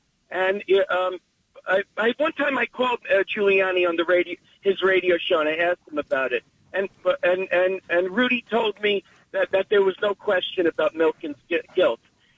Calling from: Staten Island, New York, United States; from Staten Island.

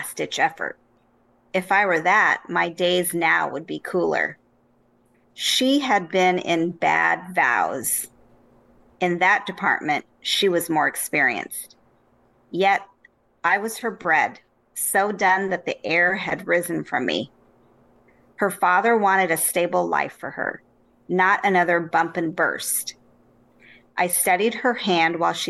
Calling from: Winnetka, Illinois, United States; I'm calling from Winnetka, Illinois, outside of Chicago

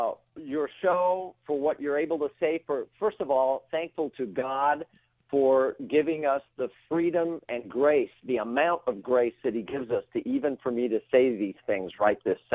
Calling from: Woodland Hills, California, United States; I am right now in Woodland Hills.

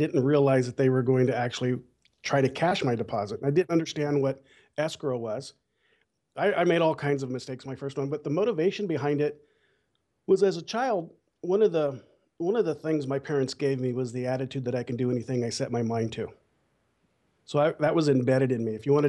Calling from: Bakersfield, California, United States; Well, Bakersfield, California.

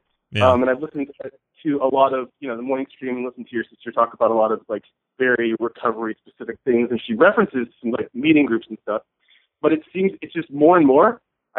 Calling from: New York, United States; Oh, I'm calling from New York, by the way.

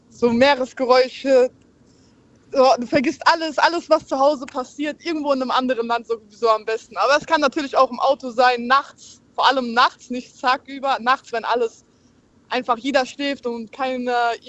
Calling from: Bad Dürkheim, Rhineland-Palatinate, Germany; Ich komme aus Dürkheim.

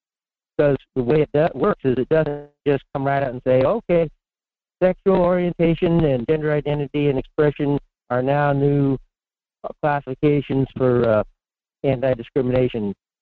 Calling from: Fairbanks, Alaska, United States; in Fairbanks.

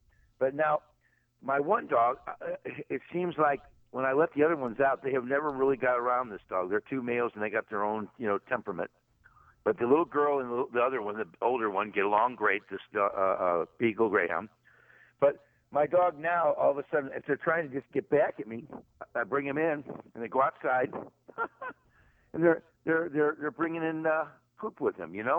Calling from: St. Louis, Missouri, United States; Yeah, I'm from the Show Me State.

